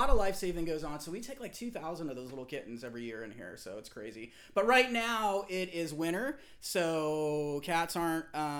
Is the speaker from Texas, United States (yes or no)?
no; Arkansas, United States; also born or lived in Georgia; I was an Army kid, so I grew up literally moving every year, and I lived in horrifically bad places. Like, I grew up in Arkansas, in Georgia, and my mom was in San Diego, so I had this huge culture shock.